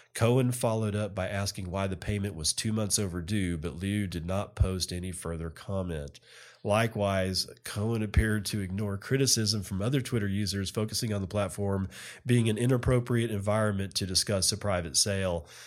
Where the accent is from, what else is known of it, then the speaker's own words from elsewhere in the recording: United States; as an American